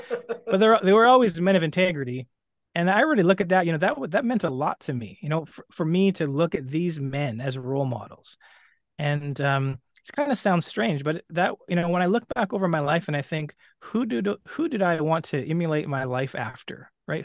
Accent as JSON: {"language": "English", "town": "Edmonton", "region": "Alberta", "country": "Canada", "tie": "born or raised there", "said": "I grew up in Western Canada. I was born in Edmonton"}